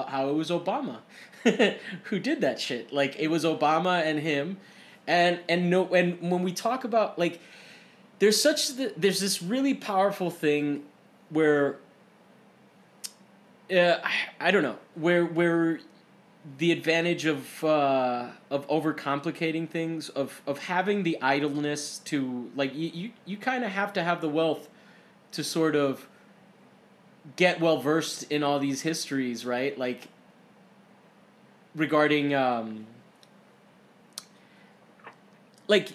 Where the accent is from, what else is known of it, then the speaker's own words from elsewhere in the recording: Florida, United States; now in California, United States; I am from Florida